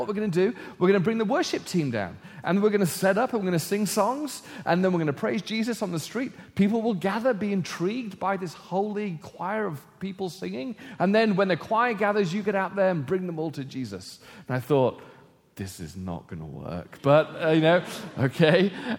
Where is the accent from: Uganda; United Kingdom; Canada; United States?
United Kingdom; England; But we growing up in England in a post-Christendom society were respected.